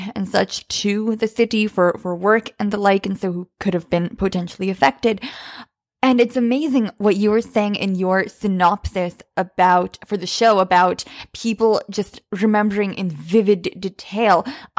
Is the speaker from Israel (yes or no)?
no; Bosnia & Herzegovina; English is a second language; moved away; we're immigrants from Bosnia, and you know, there was a war there as well in the early 90s when we came.